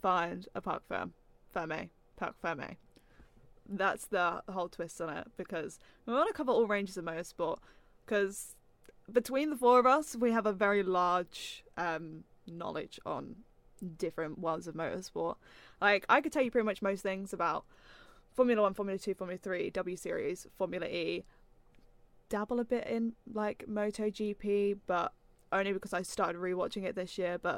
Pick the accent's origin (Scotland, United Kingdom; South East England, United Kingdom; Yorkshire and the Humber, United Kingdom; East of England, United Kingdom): East of England, United Kingdom; Norfolk; I'm from Norfolk, home of Martin Brundle and George Russell